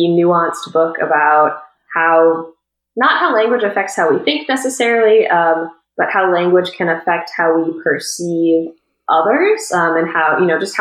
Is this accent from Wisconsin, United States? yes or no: yes; Wisconsin, United States; moved away as an adult; now in Florida, United States; I was born and raised in Wisconsin, went to college at UW-Madison